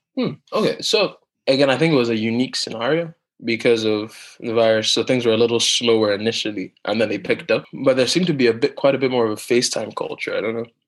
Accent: Nigeria; also born or lived in Hong Kong; now in London, United Kingdom; I'm from Nigeria, and my parents live in Nigeria, even though I live in London.

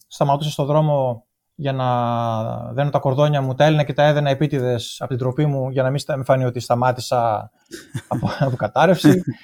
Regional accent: Thessaloniki, Central Macedonia, Greece; moved away as an adult; Γεννήθηκα το 1975 στη Θεσσαλονίκη και μεγάλωσα εκεί στη Θεσσαλονίκη

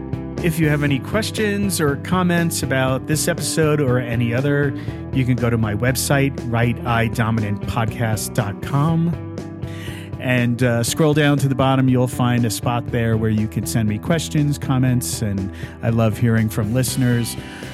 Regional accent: New Jersey, United States; talking about so many wonderful things about growing up in New Jersey

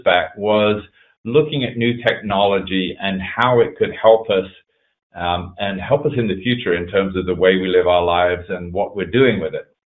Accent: England, United Kingdom; now in East Coast, United States; I was originally born in England, that you can probably hear from my accent, but uh, I left there back in 1986

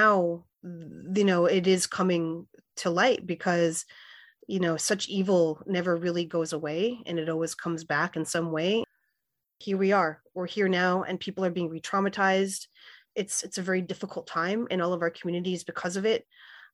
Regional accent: Winnipeg, Manitoba, Canada; moved away as an adult; also born or lived in Saskatchewan; now in Iowa City, United States; I'm Plains Cree Salto of the George Gordon First Nation, and I grew up in Winnipeg, and spent time at my reserve in Saskatchewan, and I've been living in Iowa City for 15 years.

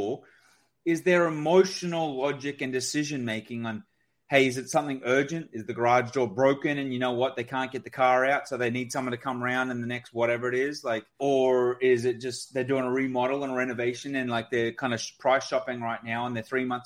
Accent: Australia; I'm Australian

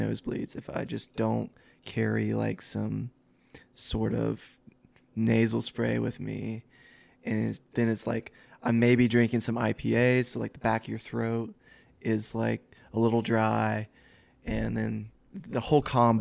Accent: Alabama, United States; I'm from Alabama

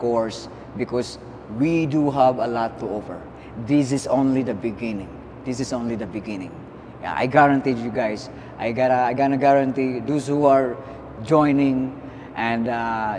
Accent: Philippines; being a Filipino

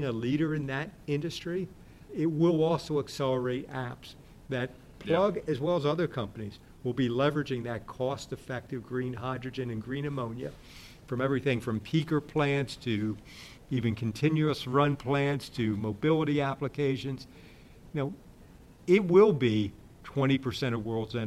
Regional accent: United States

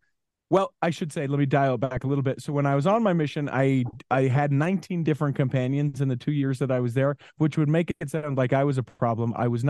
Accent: Utah, United States; Born and raised in Utah.

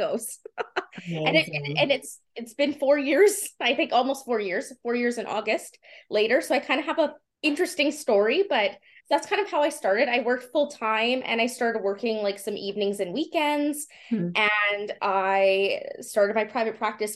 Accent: Winnipeg, Manitoba, Canada; I'm from Winnipeg, I should say, from the University of Manitoba in 2016.

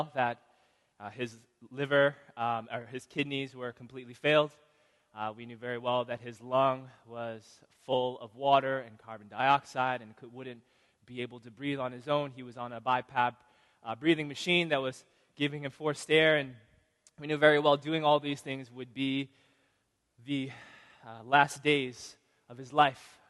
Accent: Chicago, Illinois, United States; moved away; I'm from Chicago

